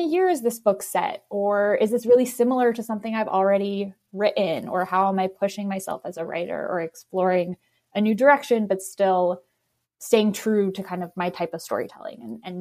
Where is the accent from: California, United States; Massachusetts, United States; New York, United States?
New York, United States; New York City; being a New Yorker